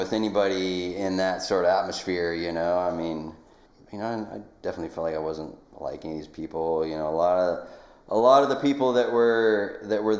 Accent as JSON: {"language": "English", "town": "Nikiski", "region": "Alaska", "country": "United States", "tie": "born or raised there", "also_born_or_lived": "Colorado", "moved": "as an adult", "said": "I grew up here on the Kenai Peninsula in Nikiski and graduated from Nikiski High School in 1996"}